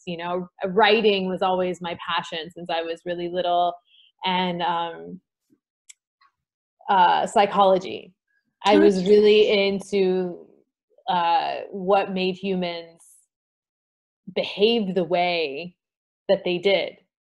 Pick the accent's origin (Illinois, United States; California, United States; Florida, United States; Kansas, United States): Kansas, United States; I grew up in Kansas, and actually my great-grandparents and stuff are from Russia